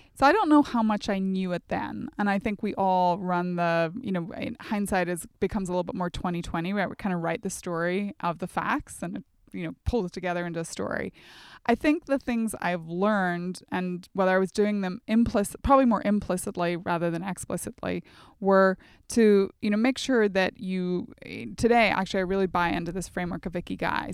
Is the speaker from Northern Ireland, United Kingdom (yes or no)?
yes; near Strabane, Northern Ireland, United Kingdom; moved away as an adult; also born or lived in Oxford; growing up in Northern Ireland on the border. So think the Northwest. Derry would have been our closest big city, and then Strabane, the closest town